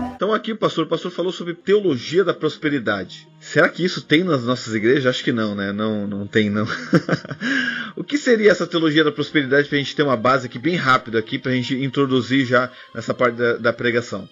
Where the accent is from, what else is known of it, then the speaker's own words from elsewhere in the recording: Blumenau, Santa Catarina, Brazil; eu também sou de Blumenau.